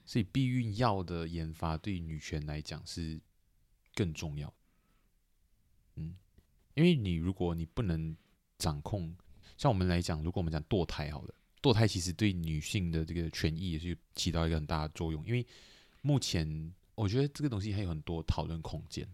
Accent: Malaysia; moved away; 我虽然讲人没有在马来西亚，但是我是马来西亚人

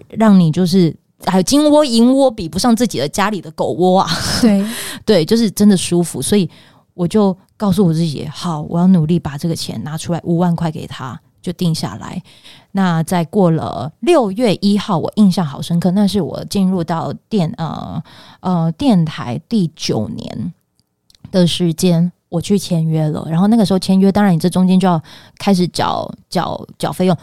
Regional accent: Pingtung County, Taiwan; moved away; 因为我是屏东人，所以我又觉得我想要就是离屏东稍微近一点点

